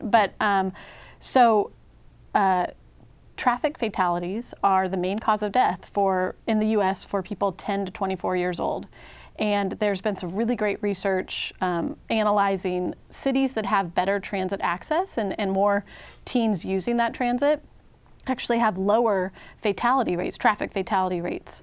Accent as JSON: {"language": "English", "region": "Washington", "country": "United States", "also_born_or_lived": "Texas", "moved": "as an adult", "lives_now": "Oregon, United States", "said": "I'm from the Northwest. I'm from Washington State"}